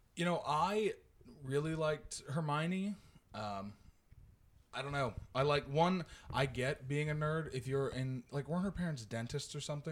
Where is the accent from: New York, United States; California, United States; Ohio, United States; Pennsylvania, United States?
Ohio, United States; Stewart; my hometown is outside of Athens. It's Stuart